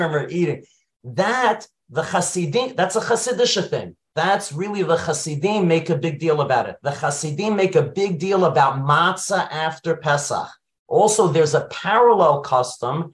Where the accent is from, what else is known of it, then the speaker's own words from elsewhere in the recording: New York City, New York, United States; I grew up in Brooklyn. I lived near Bar Park